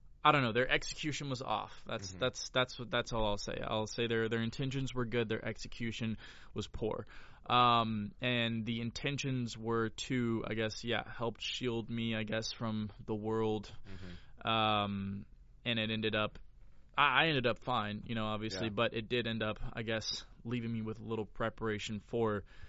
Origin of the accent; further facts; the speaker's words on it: Florida, United States; moved away as an adult; now in Los Angeles, United States; I'm from Florida